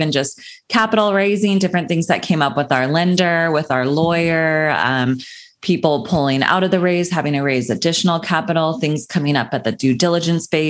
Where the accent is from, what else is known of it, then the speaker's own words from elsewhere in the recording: Sacramento, California, United States; moved away as an adult; now in Los Angeles, United States; I grew up in Sacramento, California. That's where I was raised.